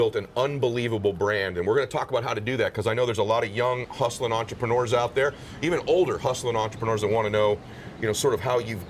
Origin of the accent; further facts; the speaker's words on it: Southern California, United States; I grew up in Southern California. I grew up kind of lower middle class